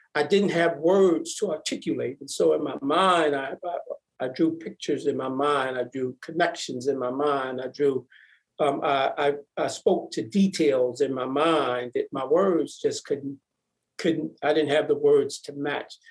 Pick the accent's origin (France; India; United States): United States; Milwaukee, Wisconsin; I grew up in Milwaukee, three brothers and a sister.